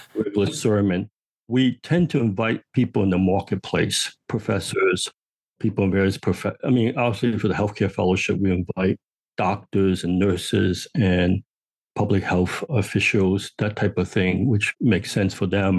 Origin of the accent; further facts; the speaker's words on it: New York City, New York, United States; I grew up on Manhattan Island